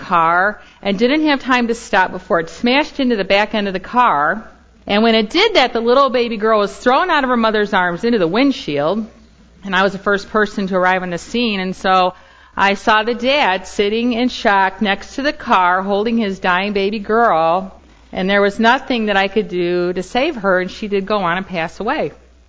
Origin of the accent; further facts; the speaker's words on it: Indiana, United States; moved away; also born or lived in Chicago; When I was a young mom, barely out of my teens, I was the first person to happen on an accident in my home state of Indiana.